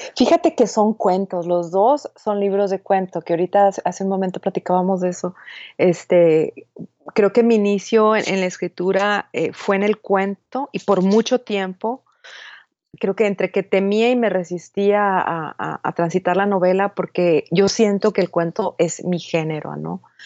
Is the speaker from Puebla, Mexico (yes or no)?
no; Hermosillo, Sonora, Mexico; moved away as an adult; now in El Paso, United States; nací en Hermosillo, Sonora